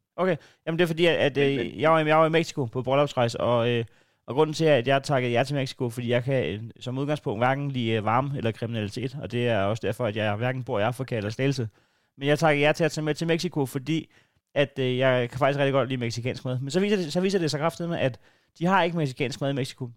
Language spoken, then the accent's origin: Danish; Næstved, Zealand, Denmark; jeg er fra Næstved